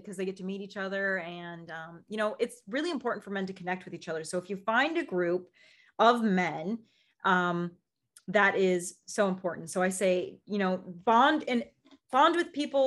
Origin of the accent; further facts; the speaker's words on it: Midwest, United States; I grew up in the Midwest